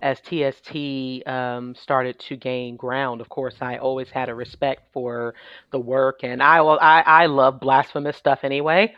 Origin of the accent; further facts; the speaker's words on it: New York City, New York, United States; I'm originally from New York City, born and raised